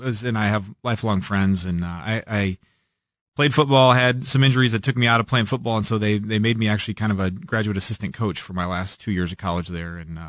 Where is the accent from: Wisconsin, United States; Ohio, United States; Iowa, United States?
Iowa, United States; now in Kansas City, United States; Grew up on a farm in Iowa.